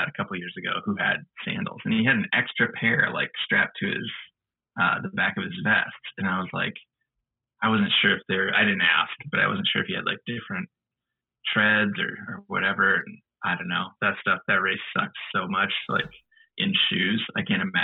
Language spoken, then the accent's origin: English; Iowa, United States; moved away; I grew up in Iowa.